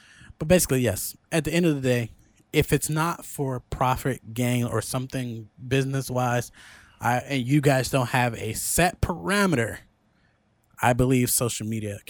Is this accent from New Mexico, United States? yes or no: no; Chicago, Illinois, United States; Bitch, I grew up in Cook County housing in Chicago, Illinois.